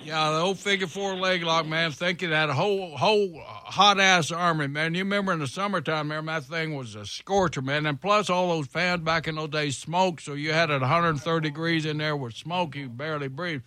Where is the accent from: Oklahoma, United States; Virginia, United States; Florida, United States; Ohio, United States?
Oklahoma, United States; We grew up out in Oklahoma, wrestled in, in high school, and then I uh, got scholarship to Oklahoma State University